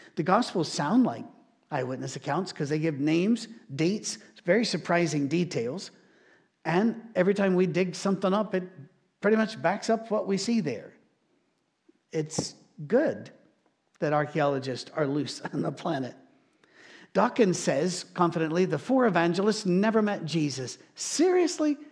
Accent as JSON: {"language": "English", "country": "United Kingdom", "moved": "yes", "lives_now": "Nashville, United States", "said": "being British"}